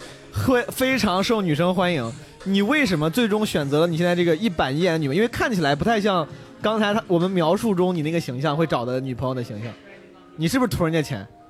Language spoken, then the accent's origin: Chinese; Henan, China; 我自己从小在河南土生土长